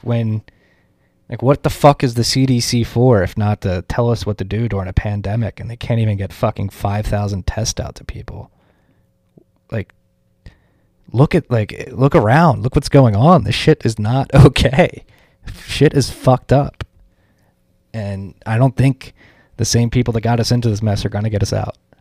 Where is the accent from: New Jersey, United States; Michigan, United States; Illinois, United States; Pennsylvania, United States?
Pennsylvania, United States; Philadelphia; moved away; Philadelphia, my hometown